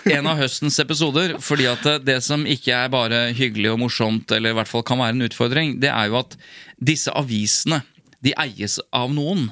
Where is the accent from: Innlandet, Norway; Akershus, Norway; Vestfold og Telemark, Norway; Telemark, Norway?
Innlandet, Norway; Jevnaker; now in Asker, Norway; Jeg er jo fra Jevnaker